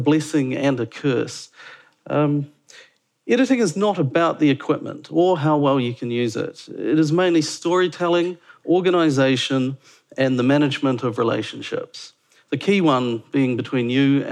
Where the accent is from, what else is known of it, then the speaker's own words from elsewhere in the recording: Dunedin, Otago, New Zealand; moved away as an adult; also born or lived in Auckland / London; now in Wellington, New Zealand; Originally, I was from Dunedin